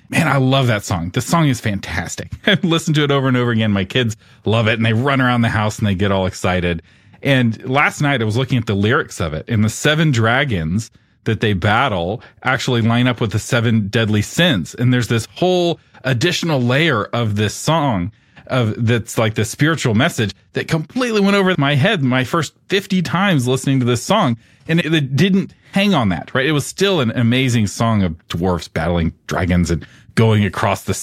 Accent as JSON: {"language": "English", "region": "Texas", "country": "United States", "said": "I will say, as a Texan, I very much enjoyed"}